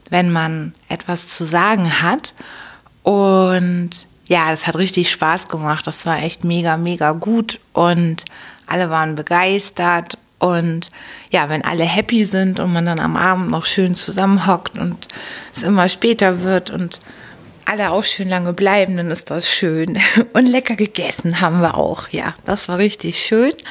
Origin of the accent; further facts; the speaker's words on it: Hamburg, Germany; da war richtig eine steife Brise bei uns in Hamburg. Und wir Hamburger mögen das aber auch.